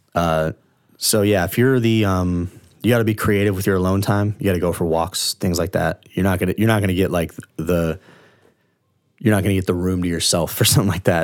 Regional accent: Largo, Florida, United States; I grew up in Orange Lake Village in Largo, which is kind of a, like, white, trashy neighborhood

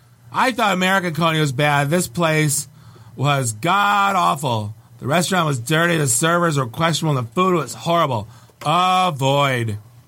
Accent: Toronto, Ontario, Canada; Growing up in Toronto, hot dogs are ubiquitous.

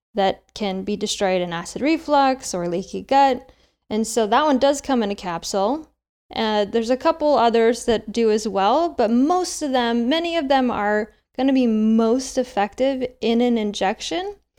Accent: Midwest, United States; moved away; also born or lived in Seattle, Washington; I grew up in the Midwest on a standard American diet

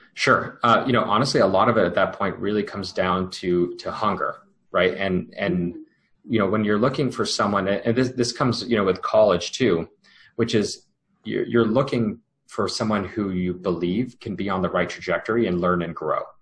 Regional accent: United States; I grew up uh, first generation, born from uh, you know immigrants from India, and and you know grew up speaking two languages at home, learning about Indian culture as well as American culture

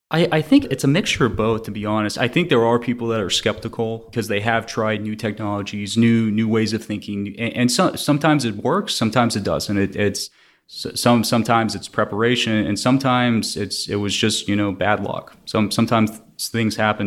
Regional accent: Houston, Texas, United States; was born and raised in Houston

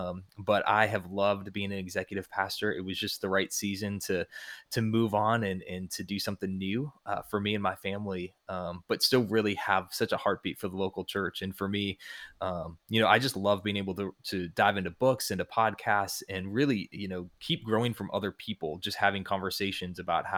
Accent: St. Paul, Minnesota, United States; I grew up in St. Paul, Minnesota, went to a college called Bethel University there

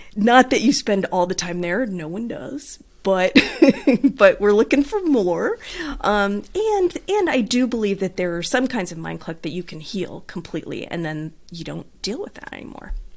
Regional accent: Southern California, United States; accent: Southern California twang; I grew up in Southern California in a beach town

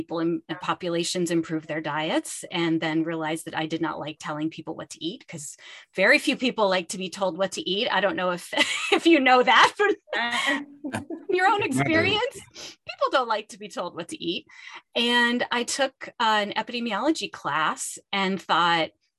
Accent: Pittsburgh, Pennsylvania, United States; moved away as an adult; I grew up in Pittsburgh, which is where I am now at the University of Pittsburgh

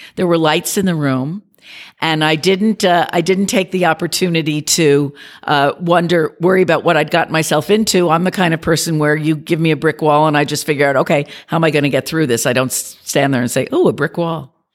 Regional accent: New York, United States; I'm a New Yorker.

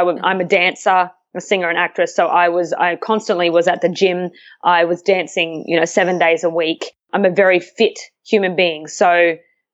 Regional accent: Australia; moved away as an adult; now in Vancouver, Canada; I was in Australia back in my hometown where I grew up

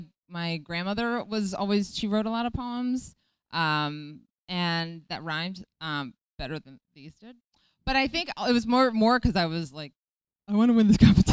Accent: Wethersfield, Connecticut, United States; I grew up outside of Hartford, which is

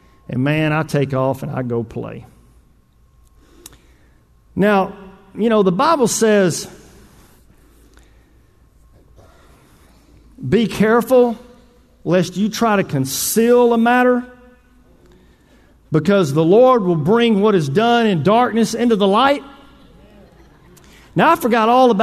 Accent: Northeast Texas, United States; I grew up in Northeast Texas.

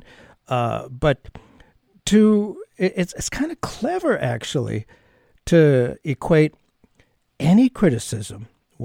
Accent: United States; now in New Hampshire, United States; as a kid growing up in America in the 50s and 60s, of course, I was always proud to be Jewish and proud to be an American. I was not an Israeli.

